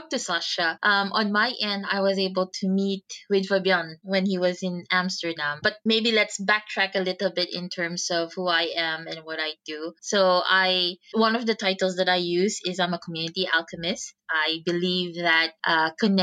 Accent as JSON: {"language": "English", "country": "Philippines", "tie": "born or raised there", "moved": "yes", "said": "I'm originally from the Philippines"}